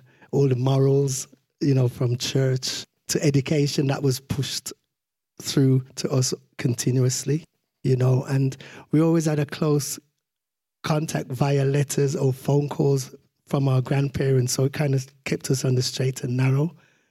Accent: Birmingham, West Midlands, United Kingdom; I was born in Birmingham at Maston Green Hospital.

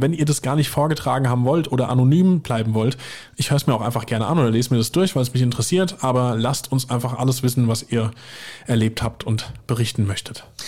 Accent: Weiher, near Limburg an der Lahn, Hesse, Germany; bei mir im Kaff, wo ich herkomme, in Weiher

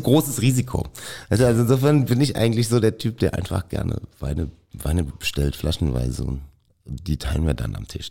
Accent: Mainz, Rhineland-Palatinate, Germany; ich bin in Mainz geboren und ich bin mit Riesling sozialisiert worden

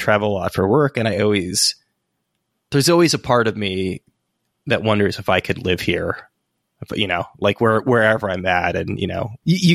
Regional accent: San Francisco, California, United States; moved away as an adult; also born or lived in Santa Cruz; I'm from San Francisco originally.

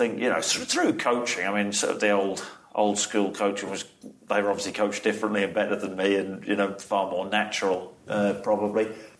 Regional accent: Norwich, East of England, United Kingdom; also born or lived in Nottingham; I wasn't born in Norwich. I was born in Nottingham, but always brought up in Norwich, a little village just outside.

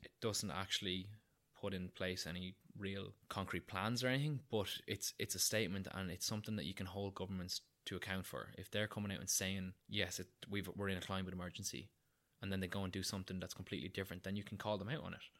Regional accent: Newbridge, Leinster, Ireland; I'm from Kildare, I'm from Newbridge, which is about forty minutes from Dublin

